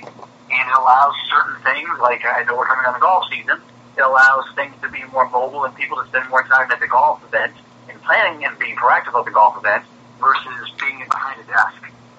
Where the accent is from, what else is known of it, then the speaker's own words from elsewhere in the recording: East Coast, United States; I come from the East Coast. Sorry about the accent